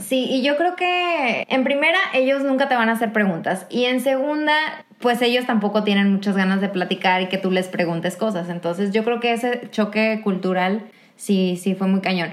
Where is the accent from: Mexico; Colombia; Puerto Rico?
Mexico; moved away as an adult; now in Kraków, Poland; una mexicana viviendo en Polonia